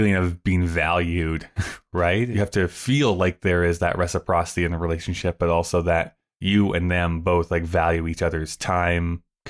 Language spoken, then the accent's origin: English; Canada; being the Canadian that I am